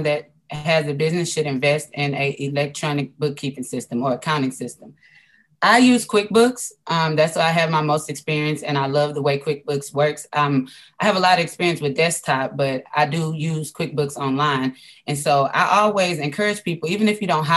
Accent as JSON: {"language": "English", "town": "Houston", "region": "Texas", "country": "United States", "said": "I'm from Houston, Texas"}